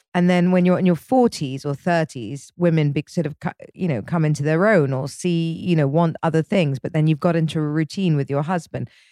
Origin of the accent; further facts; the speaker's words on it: England, United Kingdom; I'm English